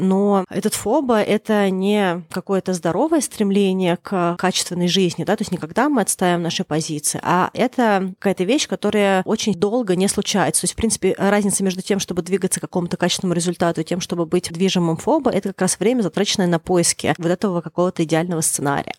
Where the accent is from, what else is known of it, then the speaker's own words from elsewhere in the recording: Moscow, Russia; я выросла в Москве в Строгино